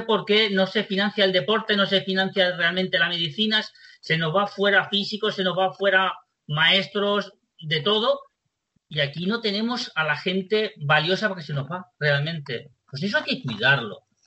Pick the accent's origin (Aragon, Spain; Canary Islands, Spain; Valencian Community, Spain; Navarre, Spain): Valencian Community, Spain; la, gente de, nuestra tierra